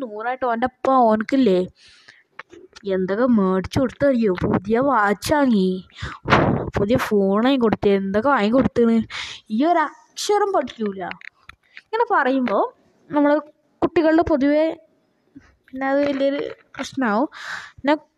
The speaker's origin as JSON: {"language": "Malayalam", "area": "Wayanad", "region": "Kerala", "country": "India", "said": "ഞാൻ ശരിക്കും പറഞ്ഞാൽ ഞാൻ വയനാട്ടുകാരന് തന്നെയാണ്"}